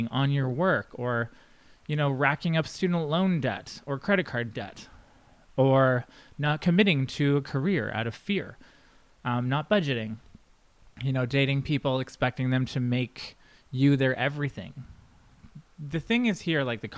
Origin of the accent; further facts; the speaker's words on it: Canada; being a Canadian